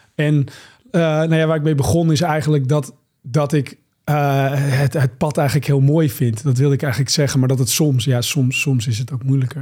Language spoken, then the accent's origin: Dutch; Monnickendam, North Holland, Netherlands; in de haven van waar ik ben opgegroeid, in Monnikendam